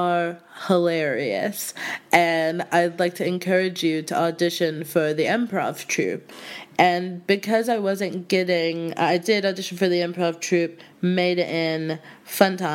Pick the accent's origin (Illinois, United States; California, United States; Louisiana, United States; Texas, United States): Texas, United States; Houston; moved away as an adult; now in United Kingdom; I'm from Houston, and I was actually studying theater in undergrad in college